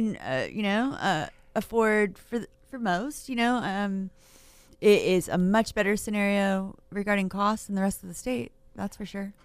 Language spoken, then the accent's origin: English; Maine, United States; moved away as an adult; also born or lived in Kern County, California; now in Fresno, United States; Originally from Maine